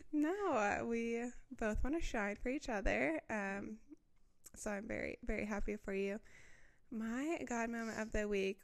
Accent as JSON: {"language": "English", "region": "Midwest", "country": "United States", "tie": "born or raised there", "said": "growing up in the Midwest"}